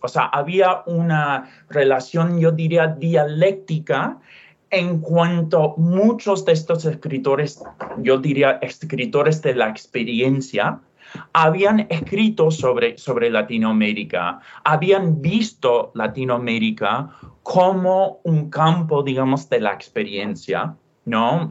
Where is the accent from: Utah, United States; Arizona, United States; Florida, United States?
Utah, United States; first language English; Spanish is a second language; moved away; also born or lived in California; nací en Utah, em, em, pasé tiempo en California, soy, yo diría, soy angloparlante y, nací en Estados Unidos